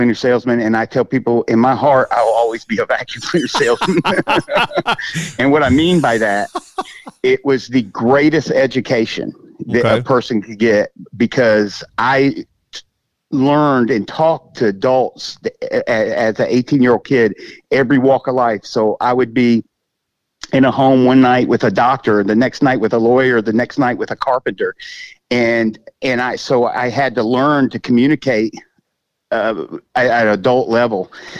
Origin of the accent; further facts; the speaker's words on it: Augusta, Georgia, United States; also born or lived in Michigan / Germany / Miami; But he retired at Fort Gordon here in Augusta when I was like 12. So okay. I consider it home. I was born in Michigan, actually, but lived in Germany, Miami.